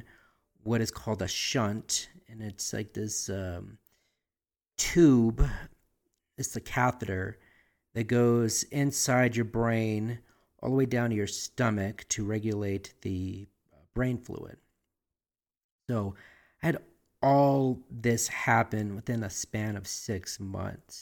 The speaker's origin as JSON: {"language": "English", "town": "Albuquerque", "region": "New Mexico", "country": "United States", "tie": "born or raised there"}